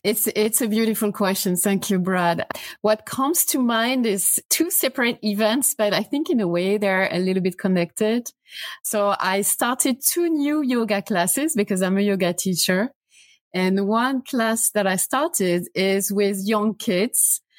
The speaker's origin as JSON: {"language": "English", "country": "France", "second_language": "English", "moved": "as an adult", "lives_now": "United States", "said": "as you can guess from my, my accent, I'm not American, I'm French."}